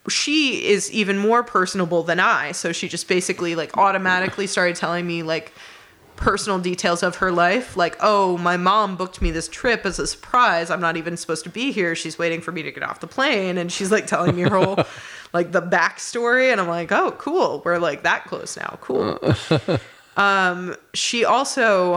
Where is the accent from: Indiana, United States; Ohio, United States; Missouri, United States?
Indiana, United States; I'm from Indiana.